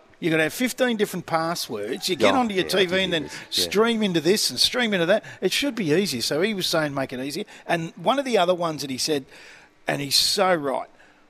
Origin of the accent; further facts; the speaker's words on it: Clayton, Victoria, Australia; I grew up in Clayton.